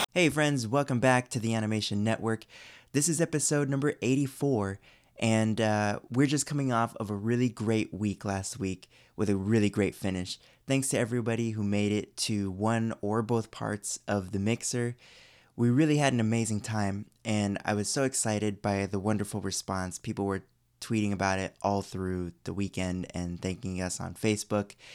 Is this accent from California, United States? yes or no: yes; Orange County, California, United States; now in Burbank, United States; I grew up in Orange County